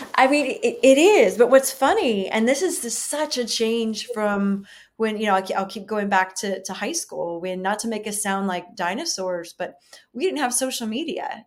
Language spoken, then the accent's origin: English; the South, United States; being women, um, being white women, you know, growing up in the South